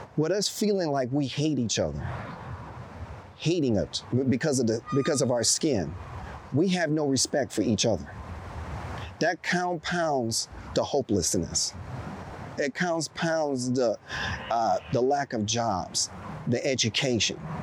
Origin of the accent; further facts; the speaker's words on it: East Coast, United States; also born or lived in Chicago, Illinois; I was born in Chicago, but I was raised on the East Coast.